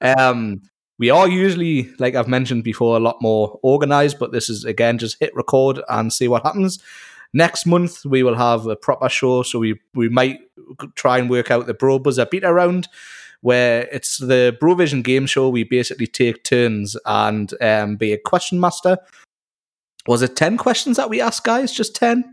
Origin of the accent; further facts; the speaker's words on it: Newcastle upon Tyne, North East England, United Kingdom; I am from Newcastle in Northeast England, uh, where we get called Geordies